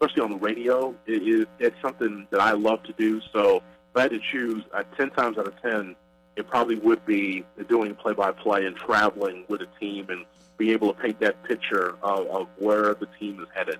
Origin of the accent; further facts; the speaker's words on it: Chicago, Illinois, United States; growing up in Chicago